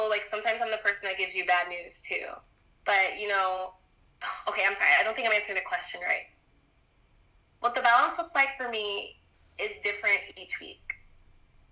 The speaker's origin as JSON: {"language": "English", "region": "Texas", "country": "United States", "lives_now": "Dallas, United States", "said": "I'm not from Dallas. I'm from Texas. I'm very much still a Texas girl."}